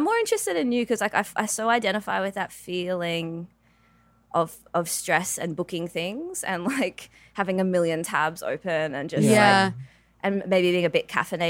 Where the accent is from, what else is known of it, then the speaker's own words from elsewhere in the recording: Sydney, New South Wales, Australia; I'm from Australia, Sydney.